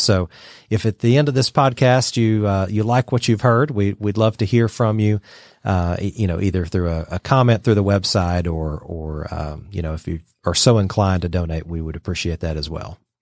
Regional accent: Dalton, Georgia, United States; also born or lived in Brussels, Belgium / Atlanta; I grew up in Georgia, in, in Dalton

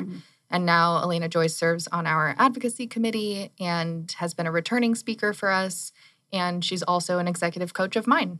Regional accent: Tucson, Arizona, United States; moved away as an adult; also born or lived in Central Texas; I actually was born and raised in Tucson.

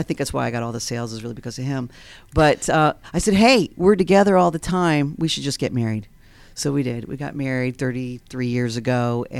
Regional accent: Long Island, New York, United States; born there; So anyway, yeah, I was born in Long Island, New York. Bertucci's my maiden name, so the Italians pretty much dominated, you know, our household.

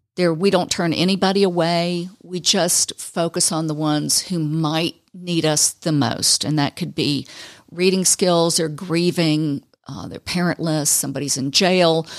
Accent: Fulton County, Georgia, United States; moved away as an adult; also born or lived in Panama City, Florida; I grew up in Fulton County

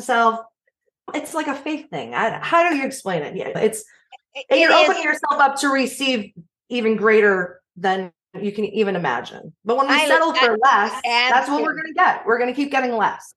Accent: New York, United States; now in Nashville, United States; I'm from different parts of New York

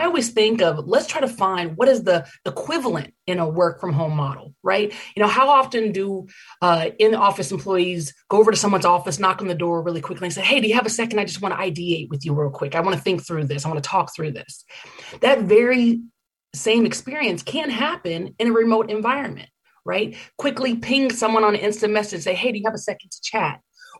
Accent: Oakland, California, United States; Rocky Road ice cream was actually invented in my hometown of Oakland, California, back in the Great Depression

